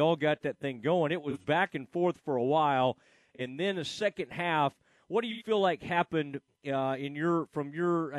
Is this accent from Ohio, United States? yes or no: no; Kaufman, Texas, United States; we are from the same hometown. You mentioned Kaufman, Texas